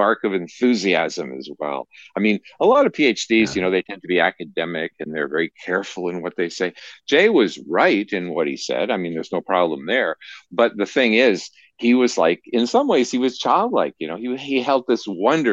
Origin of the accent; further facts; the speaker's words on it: Canada; as a Canadian, I followed NASA